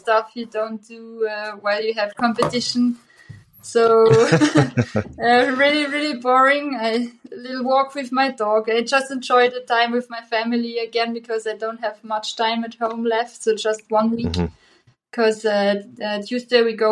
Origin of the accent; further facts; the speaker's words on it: Austria; English is a second language; where do you come from? And then I say Austria